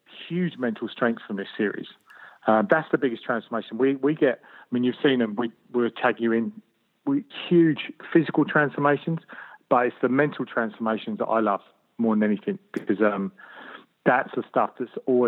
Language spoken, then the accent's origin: English; London, United Kingdom; moved away as an adult; now in Sydney, Australia; I grew up in London, so it's and not very nice part of London